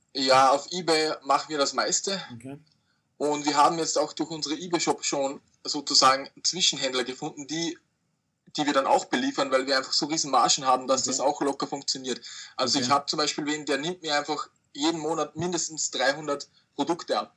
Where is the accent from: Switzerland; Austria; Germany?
Austria; ich komme aus Österreich